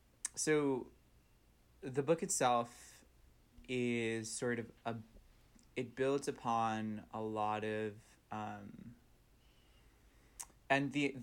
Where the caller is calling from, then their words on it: Brooklyn, New York, United States; Oh, so I'm talking to you from Bushwick in Brooklyn, New York.